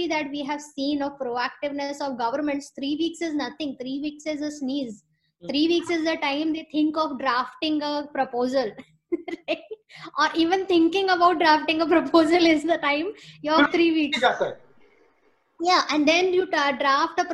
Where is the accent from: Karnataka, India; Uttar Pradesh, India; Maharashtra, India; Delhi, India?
Uttar Pradesh, India; Lucknow; now in New York, United States; I'm from Lucknow